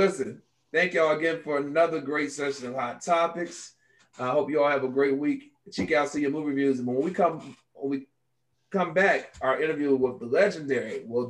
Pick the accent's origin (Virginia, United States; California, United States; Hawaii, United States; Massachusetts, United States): Virginia, United States; we're from Virginia.